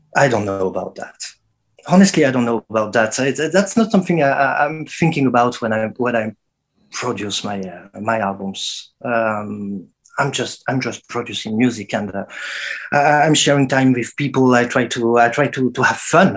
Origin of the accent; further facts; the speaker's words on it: Saint-Étienne, Auvergne-Rhône-Alpes, France; my hometown, Saint Etienne